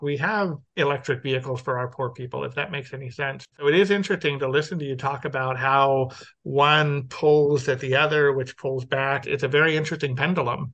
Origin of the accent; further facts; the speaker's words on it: Los Angeles, California, United States; I'm from Los Angeles